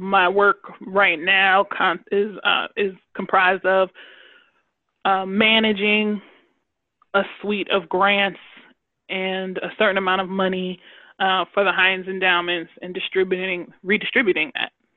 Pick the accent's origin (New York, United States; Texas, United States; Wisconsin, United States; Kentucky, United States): New York, United States; Long Island; I grew up on Long Island as a part of a large family